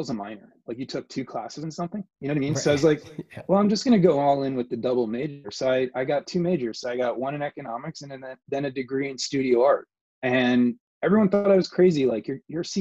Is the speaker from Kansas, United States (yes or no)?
no; Weston, Connecticut, United States; moved away; also born or lived in California; growing up in Southern Connecticut